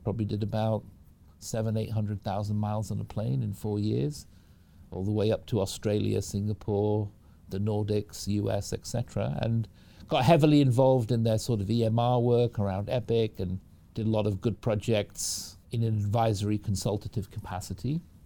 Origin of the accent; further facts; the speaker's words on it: Manchester, North West England, United Kingdom; moved away as an adult; now in Seattle, United States; I, I was raised in the United Kingdom from Manchester in the UK. That's where I grew up, came over to the US when I was about 18